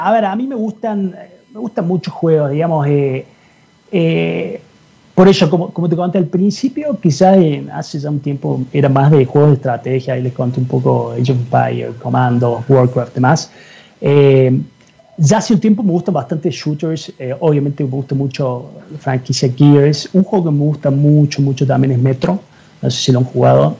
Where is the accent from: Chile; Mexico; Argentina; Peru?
Argentina; moved away; soy, soy argentino, quizás se dieron cuenta. Eh, en Argentina cuando era cuando estaba ahí, eh, digamos, cuando era mucho más chico